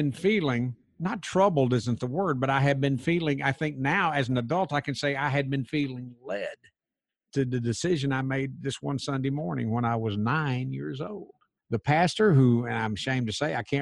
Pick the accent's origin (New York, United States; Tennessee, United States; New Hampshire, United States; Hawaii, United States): Tennessee, United States; Crossville; my hometown of Crossville, Tennessee